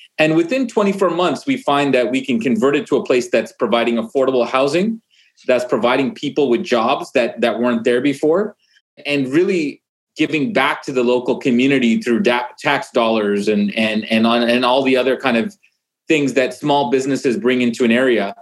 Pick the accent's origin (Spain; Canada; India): Canada; Vancouver, British Columbia; moved away; I'm actually originally from Vancouver, Canada, and my parents originally actually came from Uganda, East Africa.